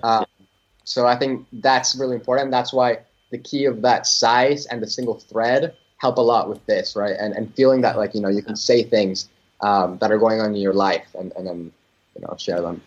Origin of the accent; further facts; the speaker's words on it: Cancun, Quintana Roo, Mexico; moved away; I'm originally from Cancun, Mexico